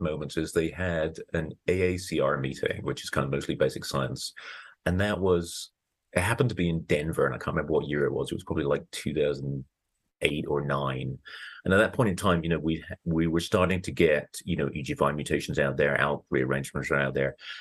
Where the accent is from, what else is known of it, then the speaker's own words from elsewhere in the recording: United Kingdom; moved away as an adult; now in Colorado, United States; I grew up in Britain